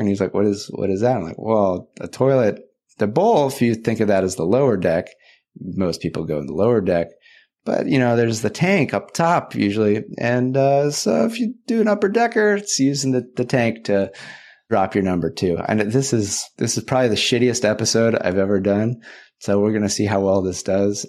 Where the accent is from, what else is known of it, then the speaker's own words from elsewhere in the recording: California, United States; back in my home state of California